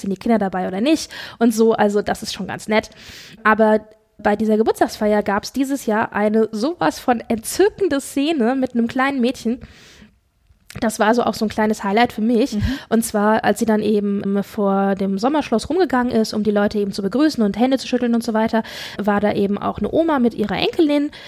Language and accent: German; Frankfurt, Hesse, Germany; wir kommen beide aus der Frankfurter Region, beziehungsweise Frankfurt